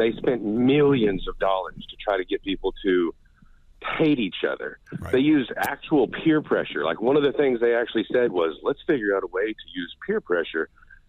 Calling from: Oklahoma, United States

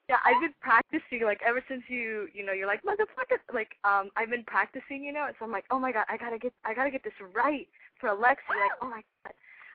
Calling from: Orange County, California, United States; I'm calling from Orange County.

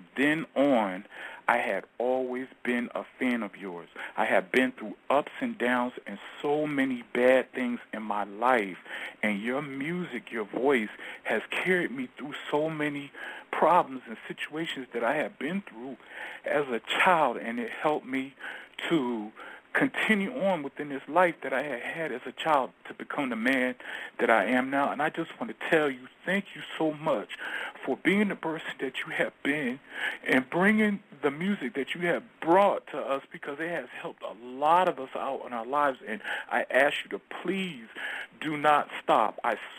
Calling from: Georgia, United States; I'm calling from Georgia, actually.

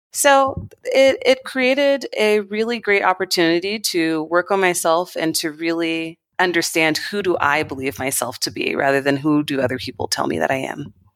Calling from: Nairobi, Kenya; I'm calling from Nairobi, Kenya, in East Africa.

